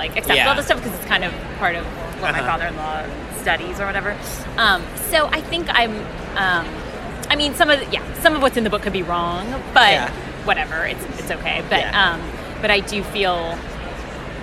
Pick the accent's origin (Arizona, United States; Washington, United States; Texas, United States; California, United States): California, United States; San Francisco; I'm from San Francisco